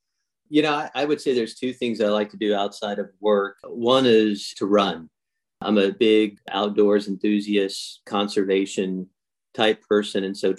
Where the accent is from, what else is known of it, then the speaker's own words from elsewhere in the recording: Central Valley, California, United States; My roots are from the central part of the state of California. I was born and raised in the Golden State.